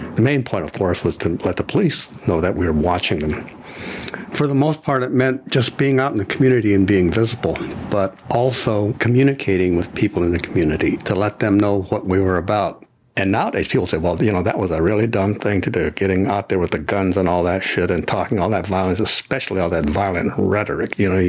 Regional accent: Idaho, United States; born there; I was born in the Minidoka concentration camp in Idaho, southern Idaho.

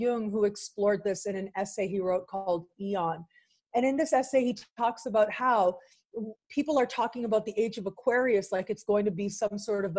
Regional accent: Canada; I am Canadian

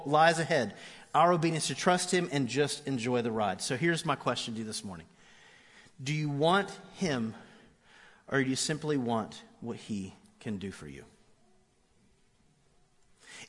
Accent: Orlando, Florida, United States; I grew up in Orlando

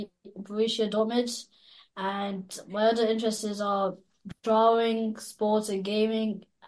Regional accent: Borris-in-Ossory, Laois, Ireland; I'm 11. I'm from Borris-In-Ossory.

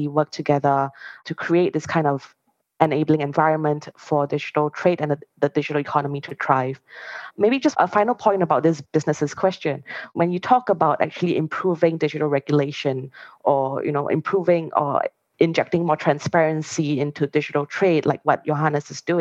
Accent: Singapore; I'm Singaporean

